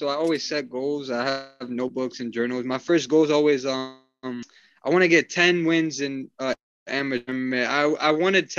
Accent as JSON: {"language": "English", "town": "New York City", "region": "New York", "country": "United States", "tie": "born or raised there", "said": "I live in Queens. I'm Queens born and raised."}